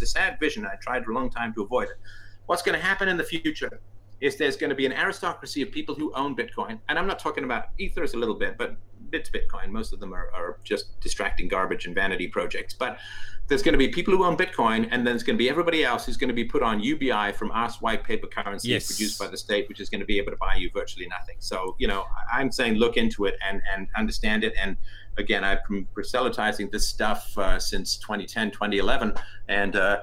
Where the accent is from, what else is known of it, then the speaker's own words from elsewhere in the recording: England, United Kingdom; also born or lived in Ireland; I was born in Ireland. I grew up in England.